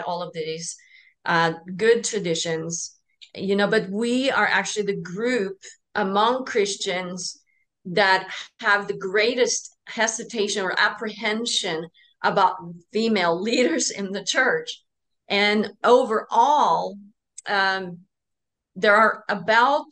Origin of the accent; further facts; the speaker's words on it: Norway; I'm from Norway